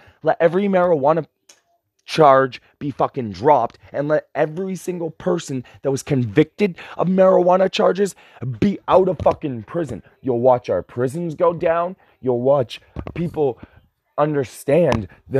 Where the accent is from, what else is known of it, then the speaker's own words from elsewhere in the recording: United States; as an American citizen, I am seriously considering giving up my American citizenship